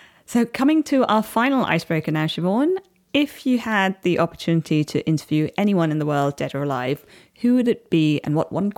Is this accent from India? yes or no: yes; Chennai, Tamil Nadu, India; you, I don't believe, went to my hometown of Chennai, but you were quite close to Chennai in Bangalore.